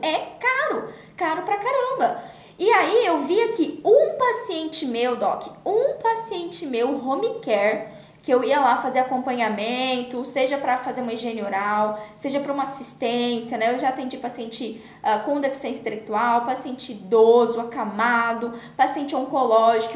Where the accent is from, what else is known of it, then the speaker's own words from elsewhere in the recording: Campo Grande, Mato Grosso do Sul, Brazil; eu sou de Campo Grande